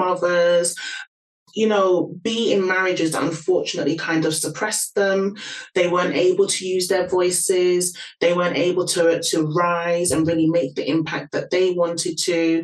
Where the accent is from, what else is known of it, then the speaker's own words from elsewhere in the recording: London, United Kingdom; can probably hear from my accent, born and raised in London.